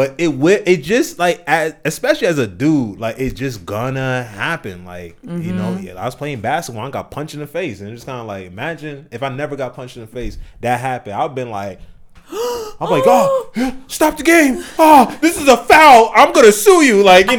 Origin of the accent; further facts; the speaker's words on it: Ewing, New Jersey, United States; Yeah, so I grew up in Jersey, in New Jersey. So the area where I was in, it's called Ewing, and it's like basically in Trenton, New Jersey.